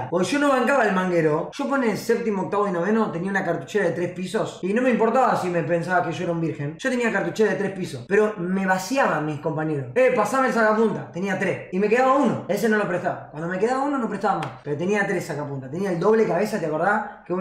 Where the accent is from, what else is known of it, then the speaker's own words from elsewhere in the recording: La Plata, Buenos Aires Province, Argentina; Soy de La Plata y no es así.